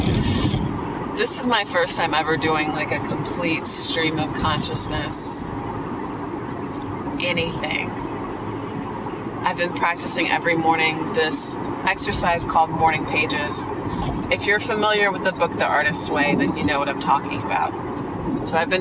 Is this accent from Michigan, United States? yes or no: no; South Carolina, United States; also born or lived in Los Angeles, United States; now in Atlanta, United States; I grew up in back in South Carolina